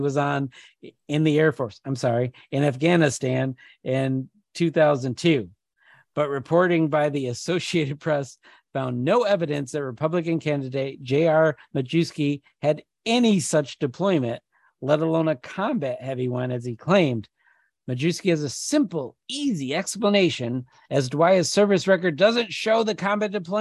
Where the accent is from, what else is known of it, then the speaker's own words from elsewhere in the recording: Michigan, United States; I'm from Michigan.